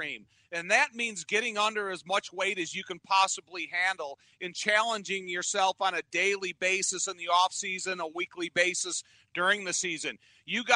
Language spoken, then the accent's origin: English; Joliet, Illinois, United States; I grew up in the Joliet area